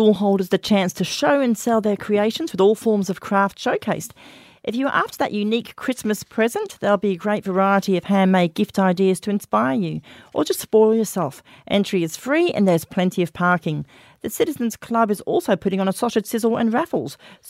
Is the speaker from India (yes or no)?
no; United Kingdom; now in Australia; And I come from Britain.